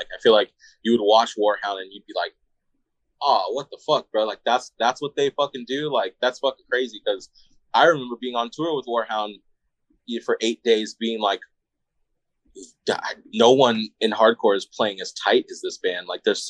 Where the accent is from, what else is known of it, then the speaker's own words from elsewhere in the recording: Phoenix, Arizona, United States; we're from Arizona, like for sure, for sure.